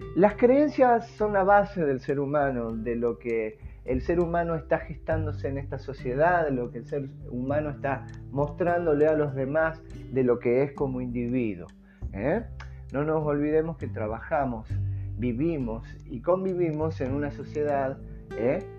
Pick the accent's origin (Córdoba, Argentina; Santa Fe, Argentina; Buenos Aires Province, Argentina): Santa Fe, Argentina; Rosario; now in Tucumán, Argentina; Rosario Santa Fe, el lugar donde más o menos eh, he pasado mi niñez